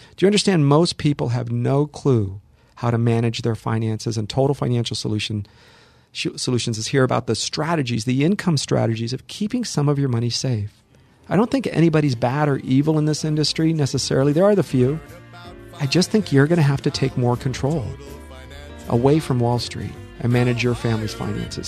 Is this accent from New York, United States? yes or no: no; Los Angeles, California, United States; also born or lived in Hollywood; I'm born and raised here, born in Hollywood, raised in the San Fernando Valley, lived here my